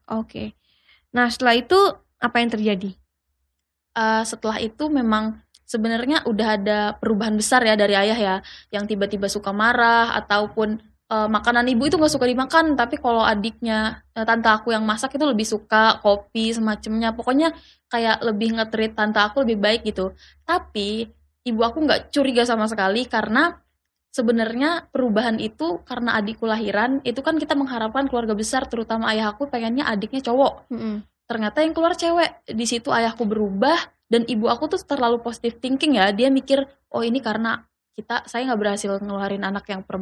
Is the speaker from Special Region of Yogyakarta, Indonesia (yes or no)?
yes; Yogyakarta, Special Region of Yogyakarta, Indonesia; umur saya 21 tahun dan saya berasal dari Jogja.